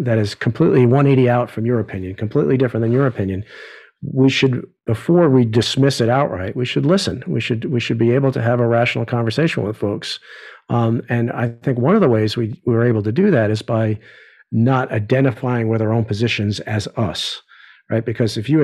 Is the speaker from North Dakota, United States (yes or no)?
no; New York, United States; growing up in New York, my universe, when I was a kid, you know, didn't extend past the Hudson River